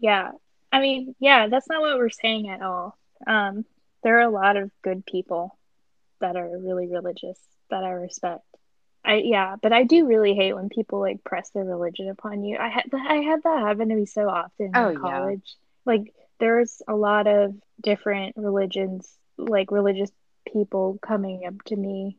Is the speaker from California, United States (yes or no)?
no; Utah, United States; born there; I've seen a lot of Mormons because I was born in Utah